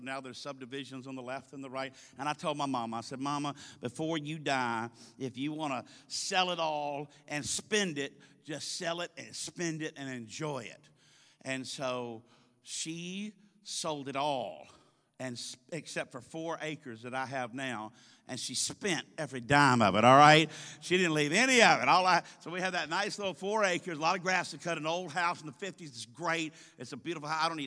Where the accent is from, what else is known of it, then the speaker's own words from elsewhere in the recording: the South, United States; We're from the South.